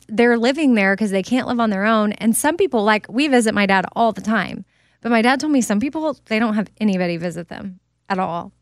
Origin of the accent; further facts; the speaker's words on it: Texas, United States; also born or lived in Haiti; I'm from Texas